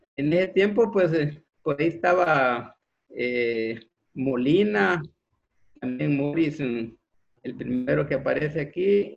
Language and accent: Spanish; Santa Ana, El Salvador; Nací en, en Santa Ana. Ahí, ahí nací en Santa Ana.